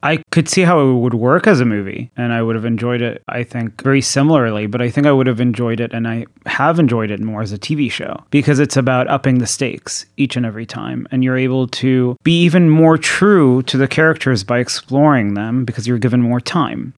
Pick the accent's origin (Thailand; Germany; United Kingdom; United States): Thailand; moved away; I grew up in Thailand